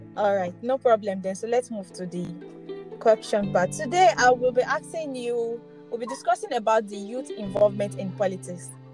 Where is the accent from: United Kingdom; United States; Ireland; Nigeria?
Nigeria; as a Nigerian